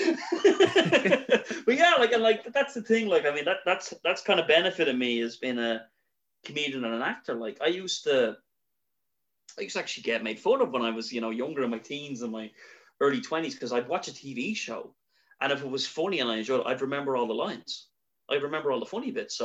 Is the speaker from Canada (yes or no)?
no; Ireland; as an Irish person